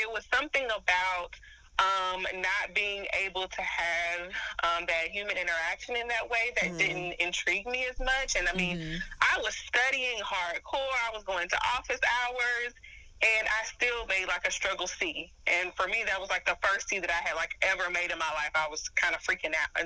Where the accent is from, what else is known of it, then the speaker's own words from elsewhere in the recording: High Point, North Carolina, United States; Born and raised in High Point, North Carolina.